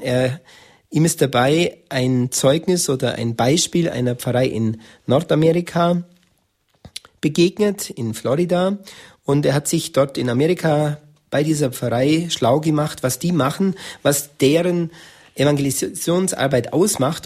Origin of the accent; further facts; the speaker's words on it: Germany; bei uns in Deutschland